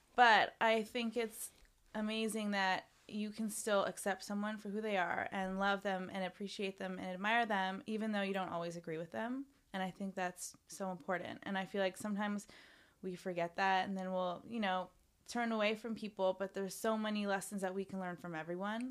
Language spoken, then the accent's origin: English; Canada; moved away as an adult; now in Los Angeles, United States; I grew up in Canada